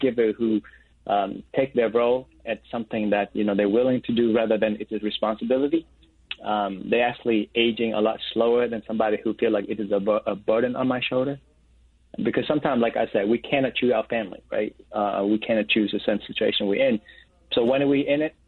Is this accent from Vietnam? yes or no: yes; Vietnam; moved away; I'm an oldest brother, and then I'm from Vietnam